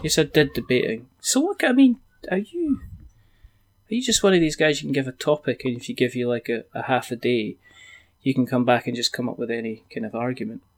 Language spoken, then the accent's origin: English; Scotland, United Kingdom; I'm Scottish